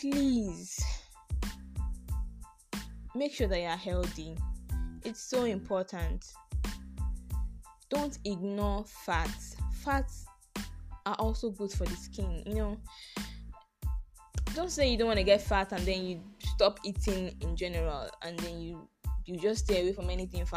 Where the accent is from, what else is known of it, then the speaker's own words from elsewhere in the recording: Nigeria; So, don't think I'm Nigerian. I'm African. Black don't crack.